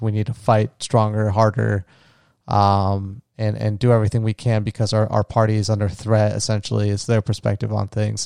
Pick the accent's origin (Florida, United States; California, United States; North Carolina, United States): Florida, United States; my home state of Florida